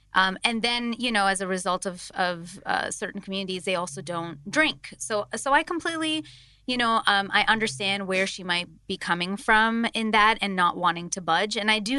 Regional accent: India; I think I sort of understand Rena's background in being an Indian. Like in our communities, there are some specific communities that are strictly vegetarian

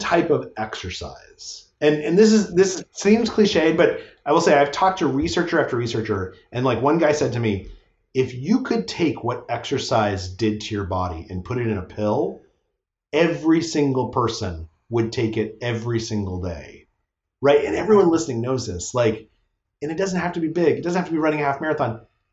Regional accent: Albuquerque, New Mexico, United States; moved away; I grew up in Albuquerque, New Mexico

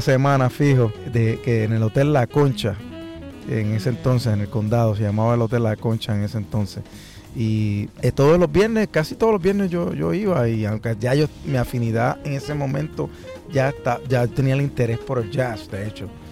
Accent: Puerto Rico; como puertorriqueño, afro, por, eh, afrodescendiente y como puertorriqueño también

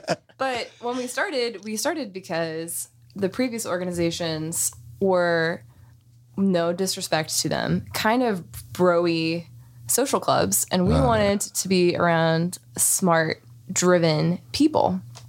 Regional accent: Virginia, United States; now in Salinas, United States; I'm from out of town. So I'm very far out of town. Salinas.

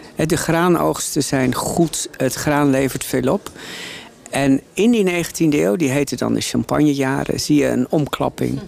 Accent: Drenthe, Netherlands; ik ben opgegroeid in Drenthe

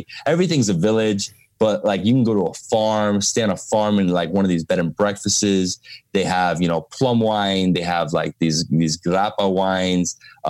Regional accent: Miami, Florida, United States; I'm a city guy because I'm from Miami.

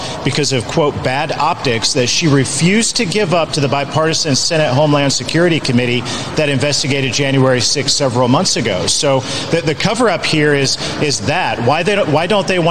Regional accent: Columbia City, Indiana, United States; my hometown in Columbia City, Indiana

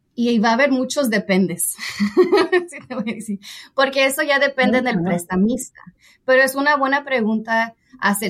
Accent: San Jose, California, United States; nací y pues crecí en San José, California, en el área de la Bahía

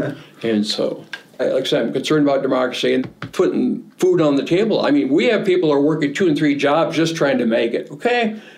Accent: Huron, South Dakota, United States; I'm from Huron, South Dakota.

